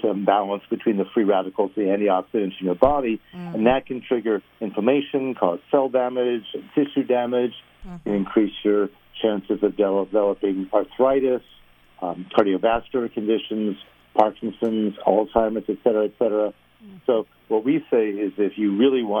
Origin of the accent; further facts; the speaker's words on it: New York, United States; accent: New York; moved away as an adult; now in Los Angeles, United States; I'm from New York